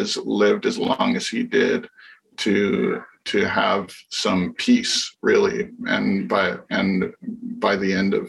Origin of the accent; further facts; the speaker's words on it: Hawaii, United States; my friends that I grew up with in the Asian American community in Hawaii